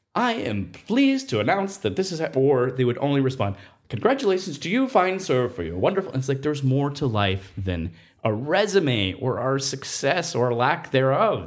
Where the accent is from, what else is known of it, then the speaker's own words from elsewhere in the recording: Nevada, United States; moved away as an adult; I grew up in Nevada and I, I spent more than half my life outdoors until I was age eighteen.